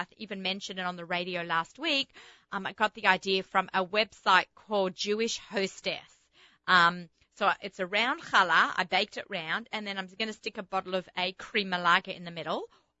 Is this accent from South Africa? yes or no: no; Australia; accent: Australian; also born or lived in Israel; You think my accent is mushed up? I think I just sound Australian, but some people say it. Starting to say I sound a little bit American